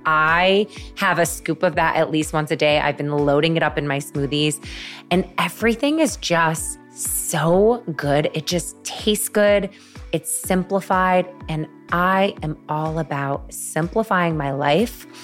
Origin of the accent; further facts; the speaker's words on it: Syracuse, New York, United States; moved away; my hometown in Syracuse, New York